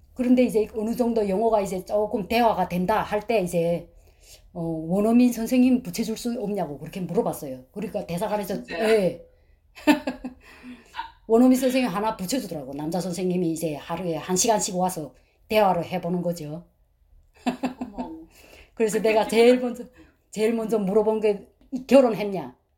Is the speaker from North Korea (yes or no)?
yes; North Korea; moved away as an adult; also born or lived in China; now in United States; 저희는 탈북자인데